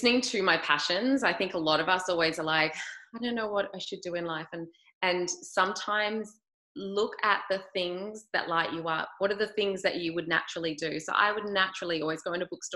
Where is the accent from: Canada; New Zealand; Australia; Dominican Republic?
Australia; I'm from Australia, grew up there